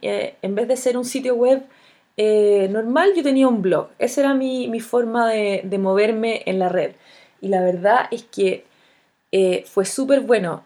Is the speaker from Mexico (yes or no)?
no; Chile